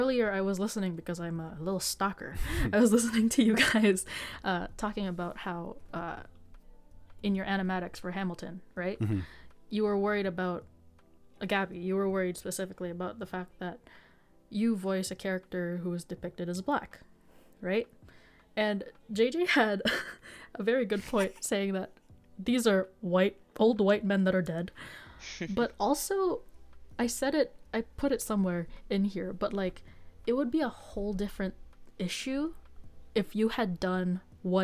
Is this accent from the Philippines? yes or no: yes; Philippines; I'm Filipino